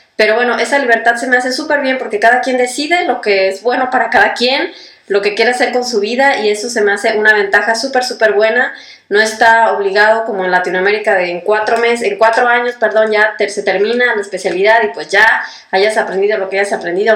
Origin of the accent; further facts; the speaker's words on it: Mexico; moved away as an adult; now in Germany; soy mexicana y además de aventurarme en el mundo de la medicina, también decidí mudarme a Alemania a hacer mi especialidad médica.